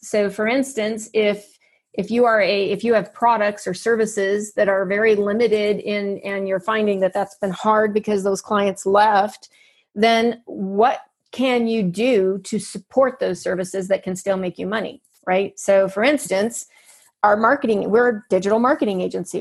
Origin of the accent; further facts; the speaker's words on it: United States; I'm there as an American